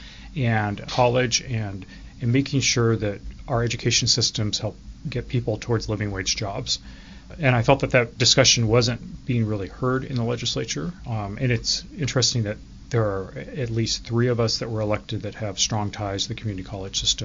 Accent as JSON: {"language": "English", "town": "Enumclaw", "region": "Washington", "country": "United States", "tie": "born or raised there", "also_born_or_lived": "Oak Harbor, Washington / Seattle, Washington", "said": "I grew up here in Washington State, grew up in Enumclaw, and then went to Seattle University"}